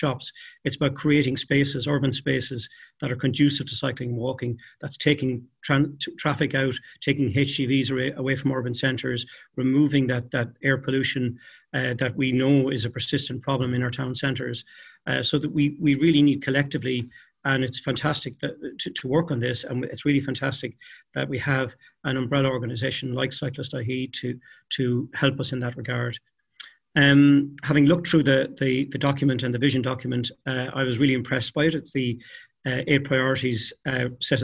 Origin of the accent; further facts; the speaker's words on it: Kilkenny, Leinster, Ireland; moved away as an adult; now in Dublin, Ireland; my hometown of Kilkenny